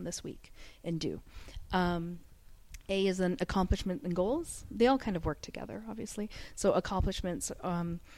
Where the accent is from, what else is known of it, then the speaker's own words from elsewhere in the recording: Canada; now in Dubai, United Arab Emirates; I'm from Canada, so all of my family's back home